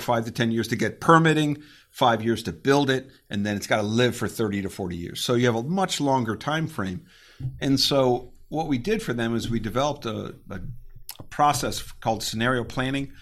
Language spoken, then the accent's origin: English; Connecticut, United States; moved away as an adult; also born or lived in Virginia / Germany; I, I grew up in Connecticut, and I went to undergrad at a small school in Virginia